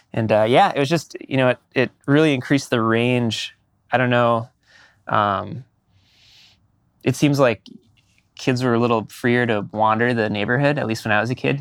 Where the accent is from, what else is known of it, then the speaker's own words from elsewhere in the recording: Minneapolis, Minnesota, United States; moved away as an adult; also born or lived in Madison, Wisconsin; now in Portland, United States; I grew up um, in, until um, uh, fifth grade, I think it was, in uh, Northeast Minneapolis.